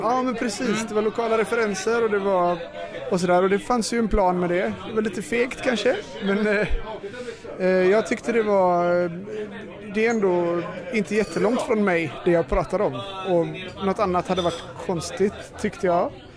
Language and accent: Swedish; Gothenburg, Västra Götaland, Sweden; jag kommer från Majorna